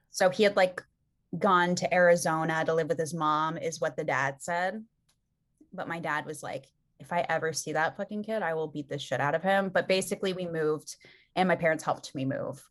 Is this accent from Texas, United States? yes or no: no; Calabasas, California, United States; we grew up in Calabasas, like Southern California